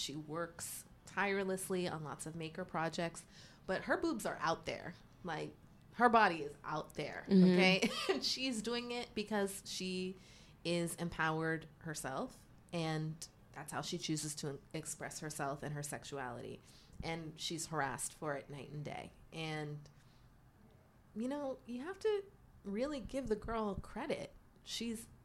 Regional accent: Pittsburgh, Pennsylvania, United States; moved away as an adult; now in New York, United States; growing up in Pittsburgh, there wasn't a lot

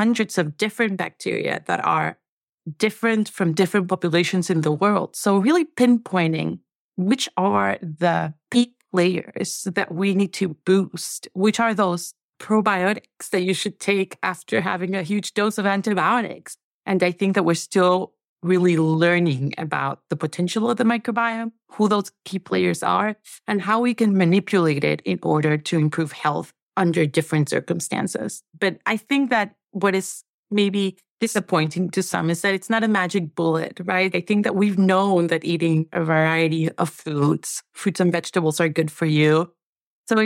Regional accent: Venezuela; moved away; I'm from Venezuela. And I think that one of the things that had to go in every meal growing up was plantains

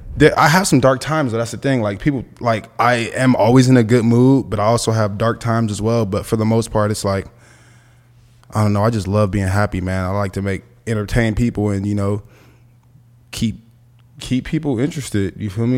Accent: Los Angeles, California, United States; grew up with my grandma, we were on the east side, and the east side is, like, Central and forty-third.

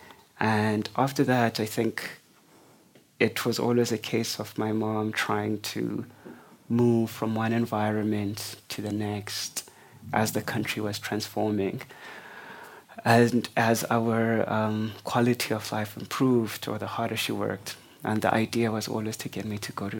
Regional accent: Mdantsane, Eastern Cape, South Africa; also born or lived in East London, South Africa; I kind of grew up in what was then the biggest township in the Siskai homeland called Mdantsane

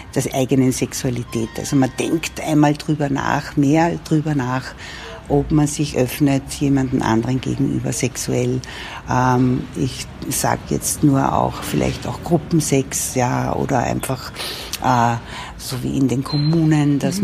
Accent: Upper Austria, Austria; moved away as an adult; now in Vienna, Austria; bin nicht aus Wien, bin aus Oberösterreich, aber in Wien sehr gerne lebend schon gewesen

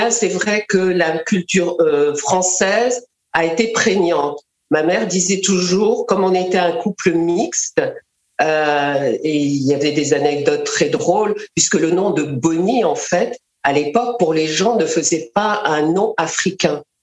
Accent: Mali; born there; et moi, je suis née au Mali.

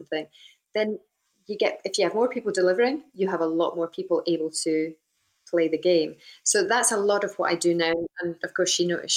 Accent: Scotland, United Kingdom; from where we came from, you know, very small town in the middle of Scotland

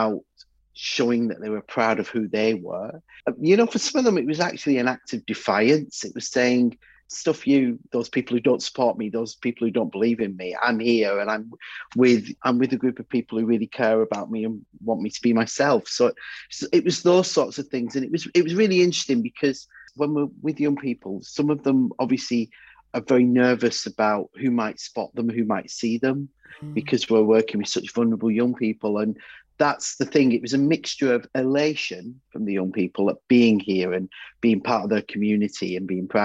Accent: Bury, North West England, United Kingdom; I come from Bury

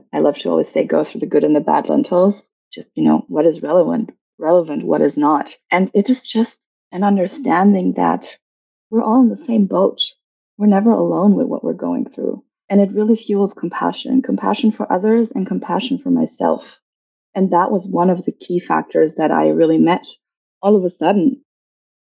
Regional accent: Germany; I was born and raised in Germany.

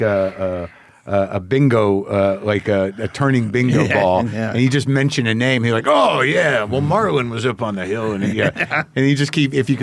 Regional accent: New Mexico, United States; when I was a little kid, I grew up in New Mexico

